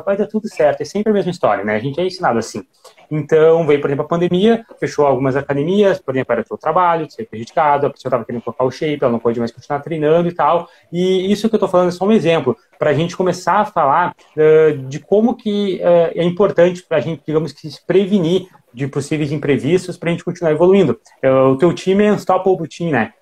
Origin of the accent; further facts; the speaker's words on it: Gaúcho, Rio Grande do Sul, Brazil; a gente é gaúcho